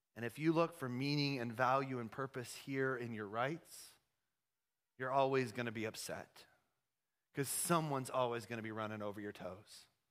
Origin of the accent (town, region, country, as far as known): United States